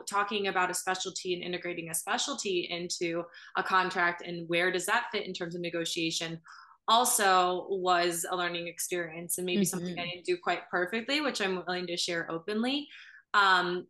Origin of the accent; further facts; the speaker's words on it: Cleveland, Ohio, United States; moved away as an adult; also born or lived in Columbus, Ohio / Philadelphia, Pennsylvania; now in North Carolina, United States; I'm originally from Cleveland, Ohio